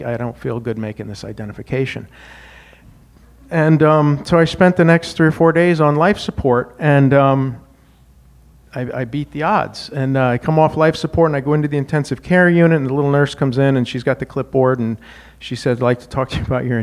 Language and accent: English; Wyoming, United States; moved away as an adult; Now, I grew up in Wyoming, learned how to fight.